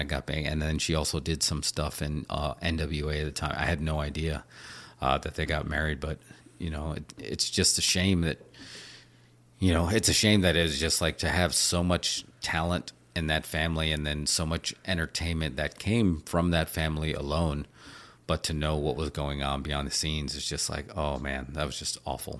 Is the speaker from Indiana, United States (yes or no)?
no; New York, United States; growing up in New York